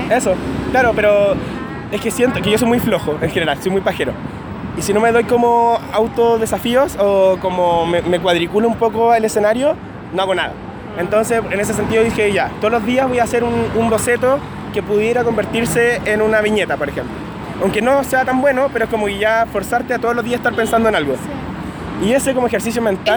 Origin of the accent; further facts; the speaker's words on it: Concepción, Biobío, Chile; moved away as an adult; also born or lived in Santiago, Chile; now in Madrid, Spain; nací en Concepción, a los 18 años me mudé a Santiago